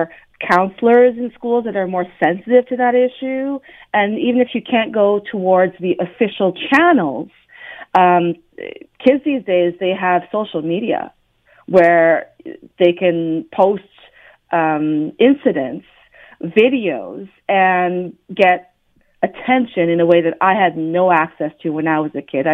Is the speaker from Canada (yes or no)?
yes; Ottawa, Ontario, Canada; I was born and raised in Ottawa